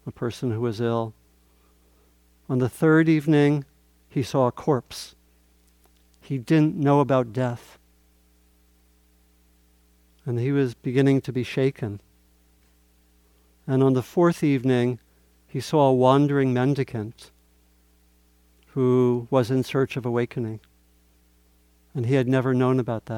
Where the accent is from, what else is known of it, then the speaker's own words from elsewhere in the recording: Maryland, United States; I grew up in Maryland, and it was a little bit like a southern town with a railroad tracks through the middle